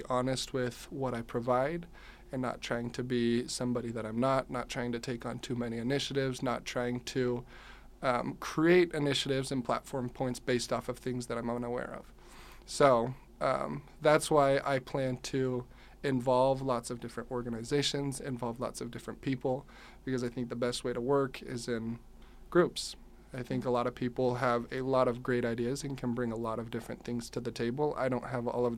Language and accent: English; South Jordan, Utah, United States; I'm from South Jordan, Utah.